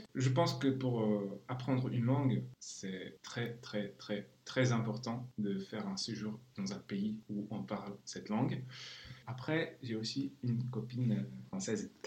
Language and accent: French; Czechia; first language Czech; French is a second language; je suis d'origine tchèque, alors je traduis vers le tchèque